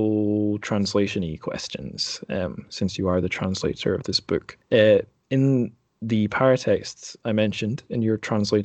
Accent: Scotland, United Kingdom; moved away; as a Scot, I maybe have a wee bit of a dual national identity

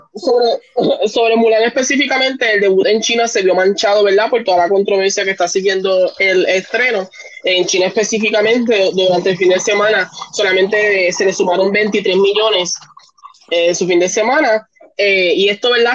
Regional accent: Puerto Rico; también en Puerto Rico nosotros somos un poquito latinos, nos gusta compartir un poquito más.

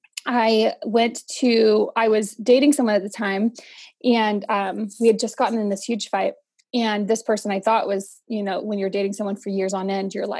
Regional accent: Central Valley, California, United States; moved away as an adult; also born or lived in Bay Area, California; now in Boise, United States; I'm originally from the Bay Area-ish of California, born and raised in the Central Valley

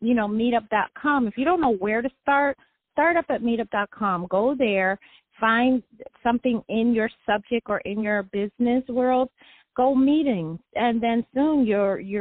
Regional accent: Detroit, Michigan, United States; born or raised there

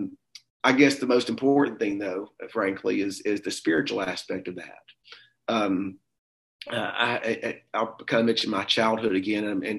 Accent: Pinson, Alabama, United States; I grew up in the Birmingham area, a little small rural town called Pinson, Alabama

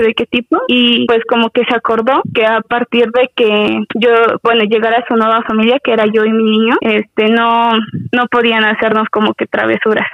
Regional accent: a town bordering Apan, Hidalgo, Mexico; la ciudad que colinda con mi pueblo

